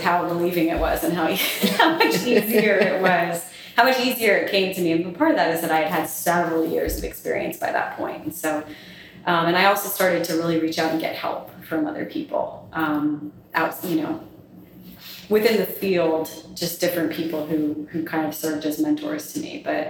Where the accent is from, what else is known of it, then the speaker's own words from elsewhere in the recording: the South, United States; I was raised in the South, but I'm essentially a Northerner.